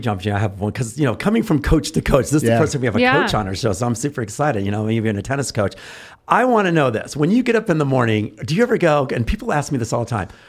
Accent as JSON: {"language": "English", "town": "San Antonio", "region": "Texas", "country": "United States", "tie": "born or raised there", "said": "I grew up"}